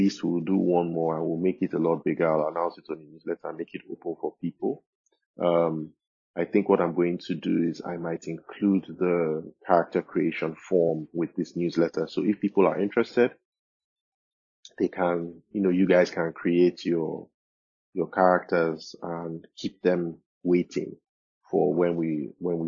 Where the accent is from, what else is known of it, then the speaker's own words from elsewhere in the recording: Nigeria; me, myself, as a Nigerian, as an African